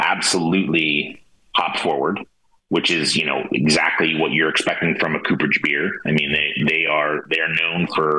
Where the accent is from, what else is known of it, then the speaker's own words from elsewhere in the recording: Santa Rosa, California, United States; born and raised in Santa Rosa